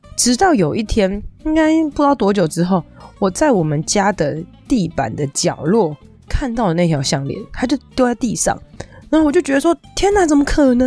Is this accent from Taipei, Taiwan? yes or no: yes; Taipei, Taiwan; 我从小住在从小长大的地方其实是在，不是我现在住的这个地方，我就小时候住的地方是在我以前忠孝新生附近那个地方